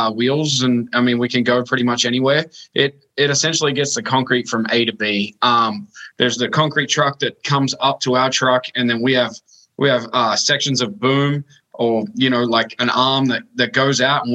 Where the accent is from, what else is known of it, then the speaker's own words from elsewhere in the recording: Sydney, New South Wales, Australia; moved away as an adult; now in Des Moines, United States; I was born and raised in Australia in the suburbs, in the western suburbs of Sydney.